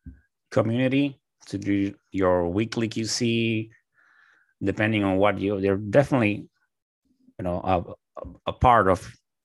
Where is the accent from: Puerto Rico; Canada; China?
Puerto Rico; moved away; also born or lived in United States; I'm from Puerto Rico, but like I went to school in the States.